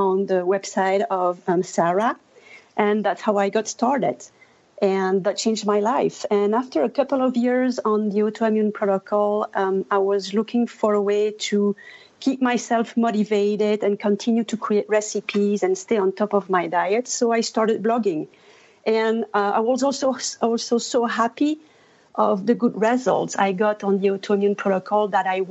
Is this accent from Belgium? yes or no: yes; Belgium; first language French; English is a second language; moved away as an adult; now in Colorado, United States; I come from Belgium originally, and my native language is French. But then we moved to the United States in 2000 with our family.